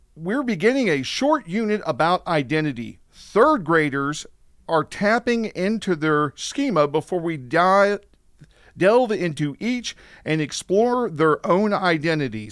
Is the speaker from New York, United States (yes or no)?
no; Missouri, United States; I'm from the Show Me State